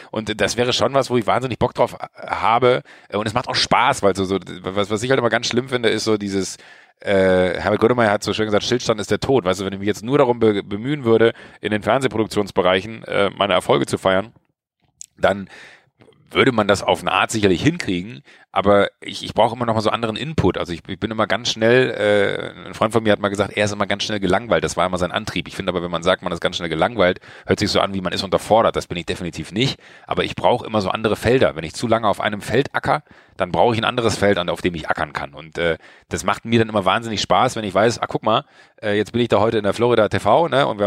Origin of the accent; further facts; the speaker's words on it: Schwalmtal, North Rhine-Westphalia, Germany; ich bin in Schweimtal groß geworden, ich bin ein kleiner Junge vom Dorf